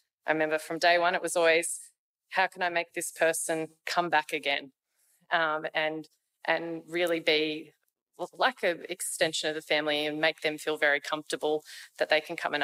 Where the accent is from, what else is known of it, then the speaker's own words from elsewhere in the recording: Dubbo, New South Wales, Australia; moved away as an adult; now in Orange, Australia; So I moved from Dubbo to Orange to study pharmacy